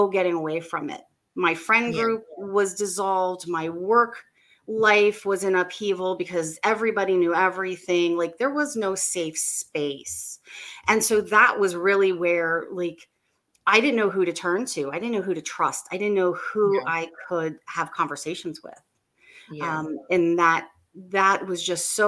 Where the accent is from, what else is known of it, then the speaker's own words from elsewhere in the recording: Maryland, United States; I'm from Maryland. I'm right outside of DC, and I live here